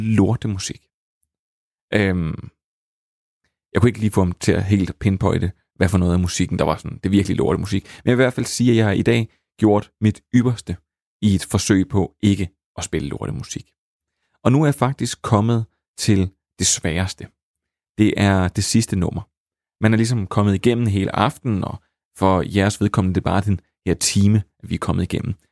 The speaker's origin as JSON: {"language": "Danish", "town": "Slagelse", "region": "Zealand", "country": "Denmark", "accent": "vestlandske", "said": "på en klub i øh, Slagelse, hvor jeg kommer fra, der er mit vestlandske nok allerede givet mig væk"}